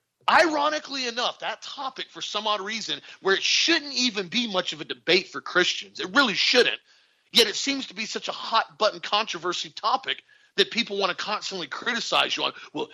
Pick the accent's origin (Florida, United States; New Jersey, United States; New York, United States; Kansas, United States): Florida, United States; I'm from Florida